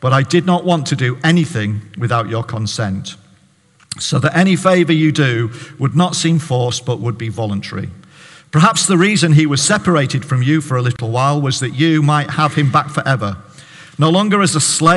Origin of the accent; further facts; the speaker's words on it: Barrow-in-Furness, North West England, United Kingdom; now in Hartlepool, United Kingdom; I'm a Baptist pastor in Hartlepool. I'm from Barrow